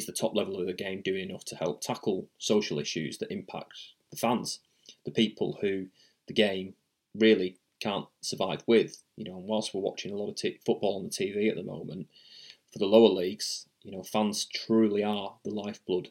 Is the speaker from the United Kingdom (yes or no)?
yes; England, United Kingdom; moved away as an adult; now in Australia; as a kid growing up in England.